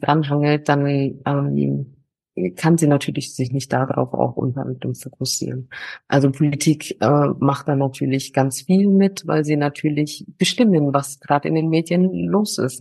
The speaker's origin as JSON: {"language": "German", "town": "Nuremberg", "region": "Bavaria", "country": "Germany", "tie": "born or raised there", "moved": "as an adult", "lives_now": "Ghana", "said": "ich habe meine Heimat auf jeden Fall in Nürnberg"}